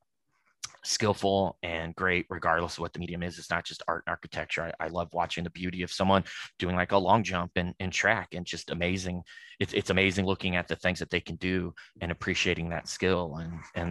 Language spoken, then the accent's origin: English; Louisville, Kentucky, United States; now in Indianapolis, United States; I'm from Louisville, Kentucky myself.